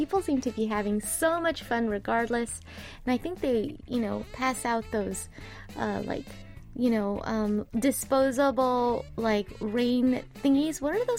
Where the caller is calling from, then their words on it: Indonesia; English is a second language; I am from Indonesia and finally back to my office after a long rest because I was sick.